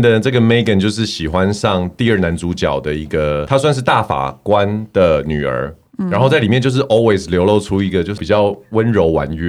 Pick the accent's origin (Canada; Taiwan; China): Canada; 然后身为加拿大人，我非常